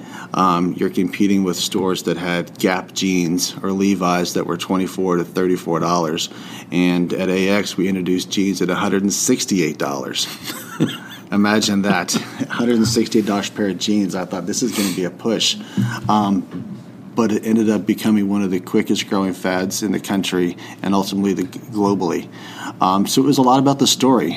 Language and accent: English; the South, United States; growing up in the South